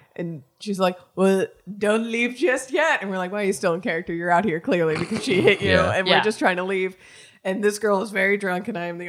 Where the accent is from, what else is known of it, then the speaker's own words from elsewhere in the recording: Florida, United States; So growing up in Florida